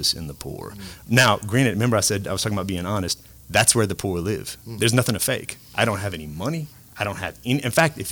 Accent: Cajun, Lafayette area, Louisiana, United States; being a Cajun Catholic down here

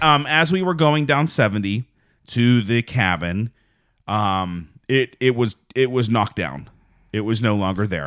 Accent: Fayette County, Pennsylvania, United States; moved away; also born or lived in Pittsburgh; I was born in Pittsburgh, but I was raised in Fayette County. And that's where I really say I'm from.

